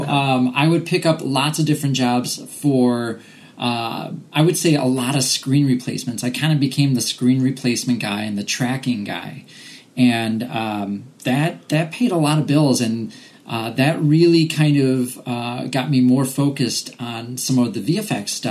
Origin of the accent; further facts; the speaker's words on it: Chicago, Illinois, United States; moved away as an adult; now in Wisconsin, United States; I grew up in Chicago